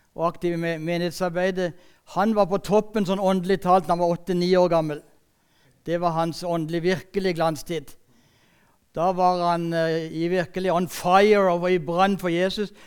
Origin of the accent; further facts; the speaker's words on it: Sørlandet, Norway; Jeg er sørlending